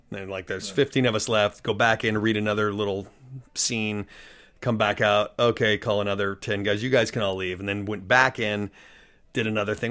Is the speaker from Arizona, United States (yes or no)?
no; Denver, Colorado, United States; moved away as an adult; now in Los Angeles, United States; I grew up in Denver, Colorado, for the most part